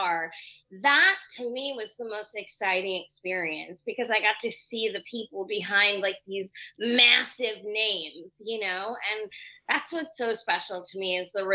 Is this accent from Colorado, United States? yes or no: no; New York, United States; me being a New Yorker